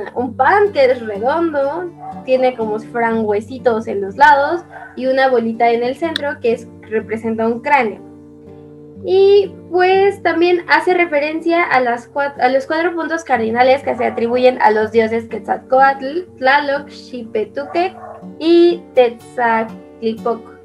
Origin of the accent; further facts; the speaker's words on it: Mexico; nuestra cultura mexicana